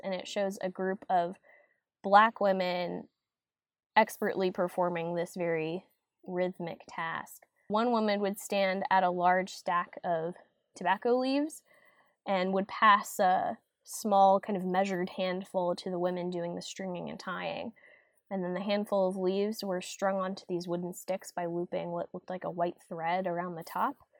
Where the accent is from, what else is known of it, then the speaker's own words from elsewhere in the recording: Fuquay-Varina, North Carolina, United States; growing up in Fuquay and being a North Carolina native